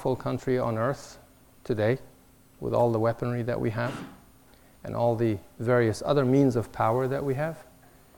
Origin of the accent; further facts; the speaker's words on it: Alexandria, Alexandria Governorate, Egypt; now in United States; I was born in Alexandria, Egypt